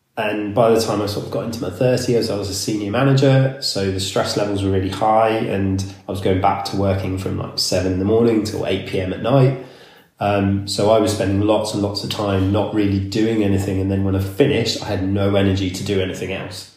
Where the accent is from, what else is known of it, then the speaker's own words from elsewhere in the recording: Somerset, South West England, United Kingdom; also born or lived in Canada; I grew up in Somerset in the hills.